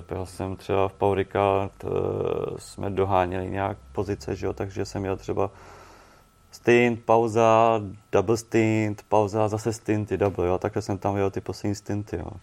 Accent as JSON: {"language": "Czech", "country": "Czechia", "said": "jsem z Čech"}